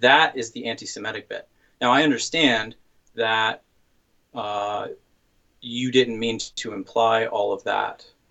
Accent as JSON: {"language": "English", "region": "the South", "country": "United States", "tie": "born or raised there", "said": "grew up in the South, as did"}